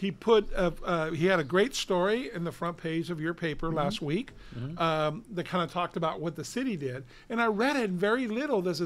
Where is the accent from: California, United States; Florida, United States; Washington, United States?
California, United States; Downey; the city of Downey benefits. That's my hometown